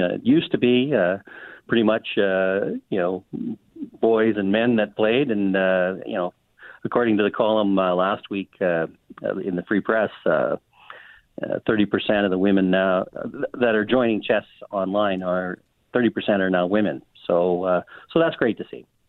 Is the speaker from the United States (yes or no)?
no; Miami, Manitoba, Canada; I grew up in Miami, Manitoba